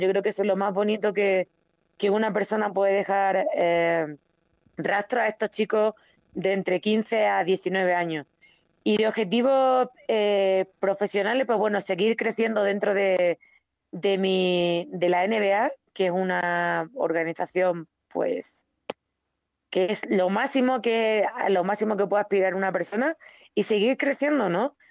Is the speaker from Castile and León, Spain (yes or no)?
no; Extremadura, Spain; moved away as an adult; now in Mexico